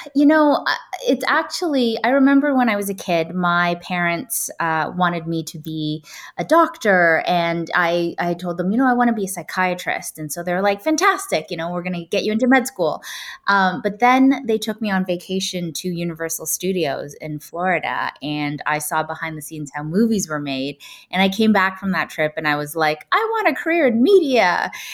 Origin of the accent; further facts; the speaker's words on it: Toronto, Ontario, Canada; moved away as an adult; now in Los Angeles, United States; I grew up in Canada and I grew up in a pretty white neighborhood